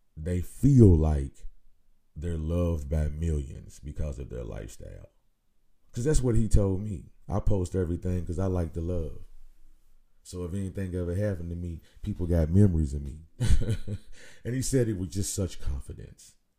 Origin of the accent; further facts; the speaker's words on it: Nashville, Tennessee, United States; my hometown here in Nashville